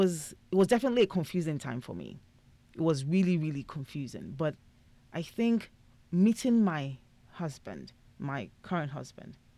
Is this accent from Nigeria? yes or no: yes; Nigeria; being Nigerian, getting married at 32 was like 7 years past my expiry period